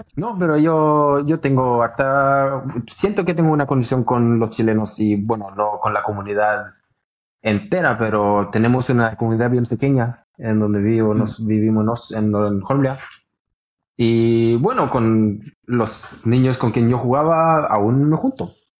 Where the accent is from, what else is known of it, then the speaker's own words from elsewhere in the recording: Oslo, Norway; en donde yo nací en Holmland